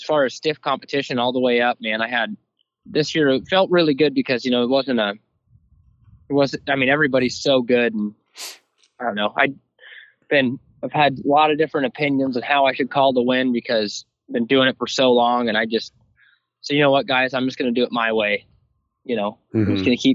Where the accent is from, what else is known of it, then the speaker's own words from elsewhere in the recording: Washington, United States; moved away as an adult; now in Kentucky, United States; I'm from Lysander, Washington